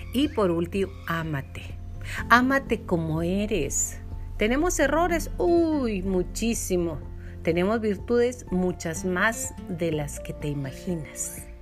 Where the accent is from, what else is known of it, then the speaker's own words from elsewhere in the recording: Chihuahua, Mexico; accent: norteño; nosotros ya hablamos como tipo norteño, mi linda. Bueno, así hablamos en Chihuahua